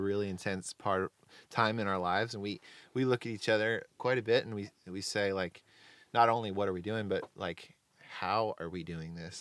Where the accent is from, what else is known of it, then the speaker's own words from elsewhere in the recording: Delaware, United States; moved away as an adult; now in Nashville, United States; I'm originally from Delaware. My parents live in the same house that I grew up